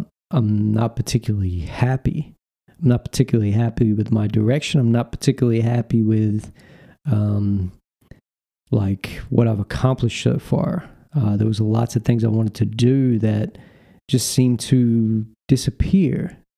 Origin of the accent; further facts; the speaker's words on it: North Carolina, United States; You know, I told him I'm from North Carolina.